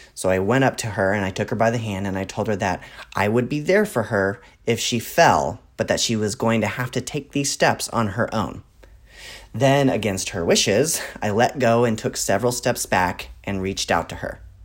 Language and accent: English; Texas, United States; I grew up in Texas